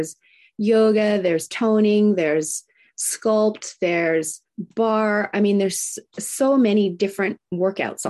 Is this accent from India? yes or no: no; Japan; moved away; I grew up in Japan